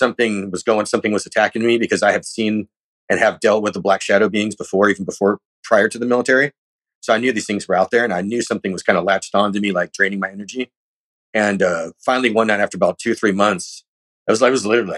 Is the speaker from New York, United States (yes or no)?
no; California, United States; I'm from California